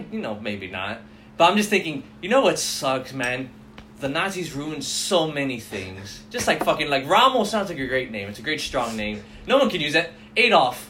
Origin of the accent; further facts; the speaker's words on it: Miami, Florida, United States; growing up in Miami, a lot of Cubans are black.